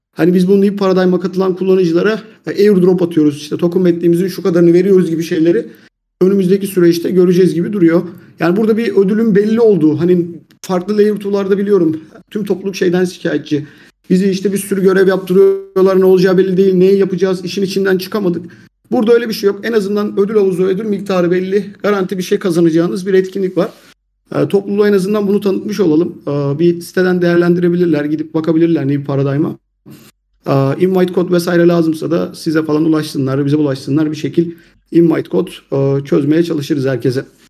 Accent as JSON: {"language": "Turkish", "country": "Turkey"}